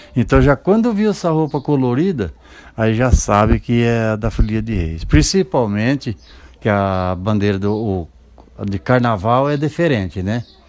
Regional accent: Maringá, Paraná, Brazil; moved away as an adult; now in Sorocaba, Brazil; Eu sou natural do Paraná, Paraná. de Maringá, ali, é, é região ali de, de Maringá, Nova Esperança

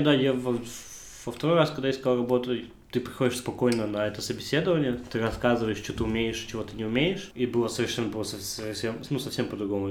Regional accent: Almaty, Kazakhstan; moved away as an adult; now in Hamburg, Germany; я единственный казах

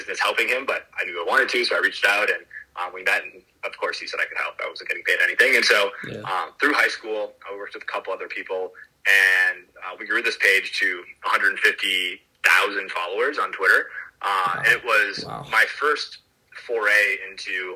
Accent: Green Bay, Wisconsin, United States; moved away; I'm from Green Bay, Wisconsin initially

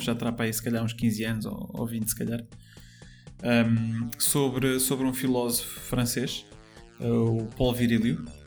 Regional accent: Póvoa de Santo Adrião, Lisbon, Portugal; sou nascido e criado basicamente na, na Pova de Santo Adrião, que é uma vila, uh, mesmo às portas de Lisboa

